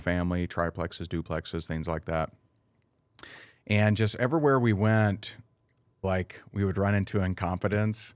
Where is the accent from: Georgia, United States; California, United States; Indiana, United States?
Indiana, United States; now in Naples, United States; I am originally from Indiana, and I currently live in Naples, Florida.